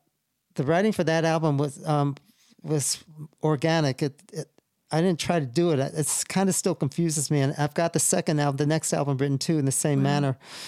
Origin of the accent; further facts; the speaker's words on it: New York, United States; now in Salt Lake City, United States; I'm here all this time. I don't feel comfortable in Salt Lake still. I'm still a New Yorker.